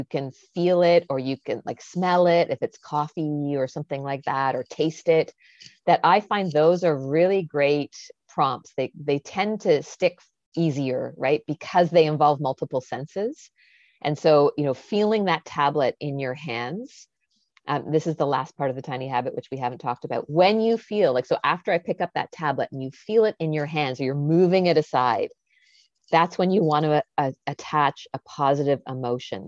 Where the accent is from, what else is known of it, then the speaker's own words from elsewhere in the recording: Canada; I'm Canadian